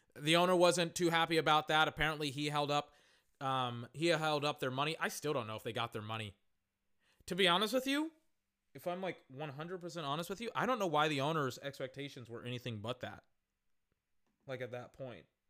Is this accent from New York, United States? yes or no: no; Texas, United States; I'm from Texas